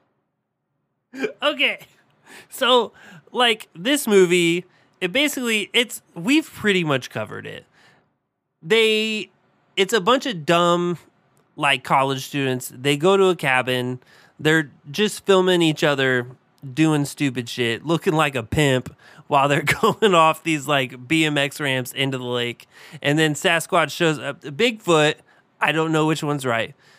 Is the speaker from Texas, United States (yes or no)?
no; Southern Indiana, United States; I grew up in Southern Indiana